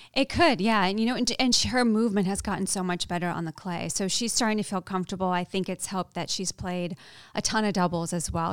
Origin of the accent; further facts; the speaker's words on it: New England, United States; I grew up not far from there. I'm from New England